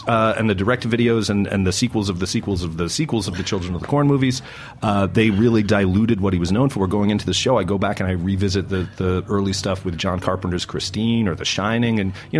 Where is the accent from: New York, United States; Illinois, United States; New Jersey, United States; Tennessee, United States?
New Jersey, United States; growing up in New Jersey